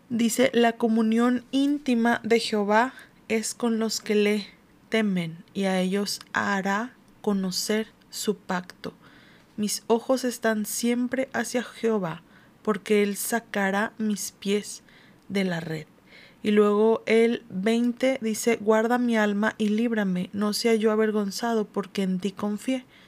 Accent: Mexico; como cultura latinoamericana o mexicana

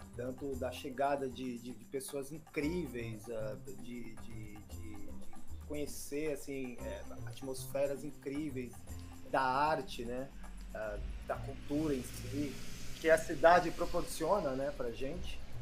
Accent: Embu das Artes, São Paulo, Brazil; eu cheguei no Imbu com, três meses de, de idade

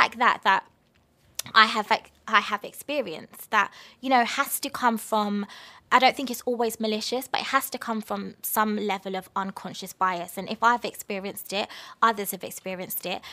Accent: London, United Kingdom; where are you from? And I was just like, London.

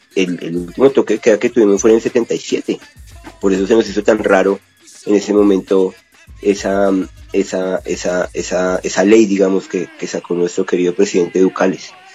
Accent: Colombia; nosotros como colombianos

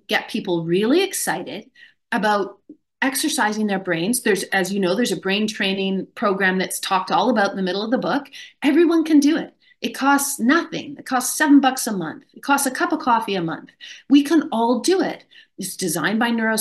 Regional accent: Canada; I grew up in Canada

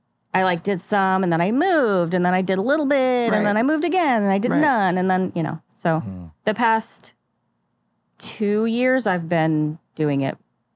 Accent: St. Louis, Missouri, United States; I moved here from Michigan, but I'm from ish St. Louis.

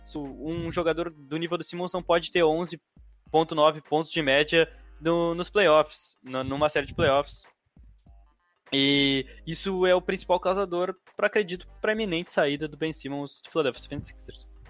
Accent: Santa Maria, Rio Grande do Sul, Brazil; Sou de Santa Maria

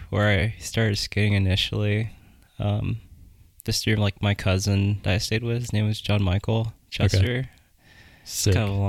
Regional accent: Germany; born there; Yeah, so I was born in Germany.

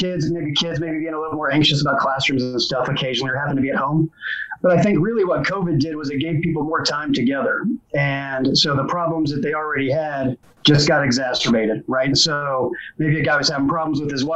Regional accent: Indianapolis, Indiana, United States; I grew up in Indianapolis

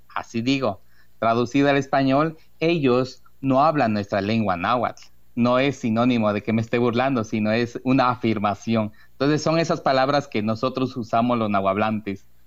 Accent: Rafael Delgado, Veracruz, Mexico; en el municipio de Rafael Delgado, de donde soy yo originario, ya llevo casi 39 años, digo casi 39, se aproxima mi, mi cumpleaños desde aquí que nací

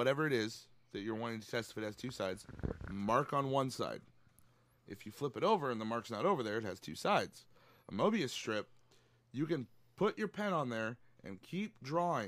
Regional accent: United States; I'm from America.

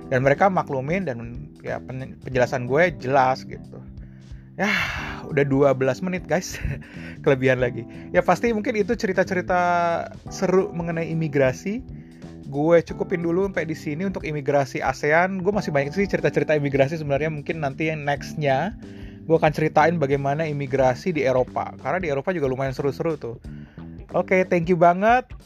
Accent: Indonesia; tapi gue gue asli dari Indonesia

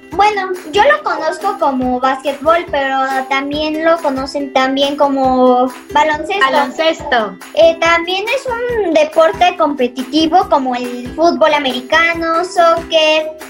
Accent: Tampico, Tamaulipas, Mexico; moved away; El primero es un equipo de donde yo vengo que se llama Tampico Madero.

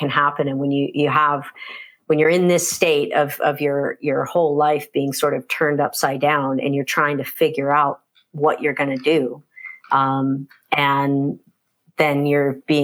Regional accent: United States; moved away as an adult; also born or lived in California; now in Canada; I grew up in the States, and moved to Canada

